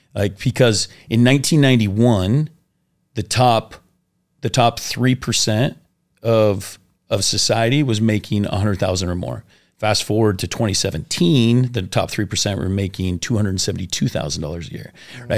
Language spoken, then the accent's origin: English; Washington, United States; also born or lived in Oklahoma; I grew up in Washington State, and I got sent, sent to Oklahoma